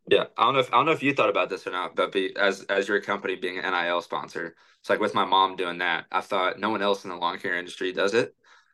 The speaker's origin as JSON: {"language": "English", "region": "Oregon", "country": "United States", "tie": "born there", "said": "citizen, and I was born in Oregon too, and my dad's from Canada, so"}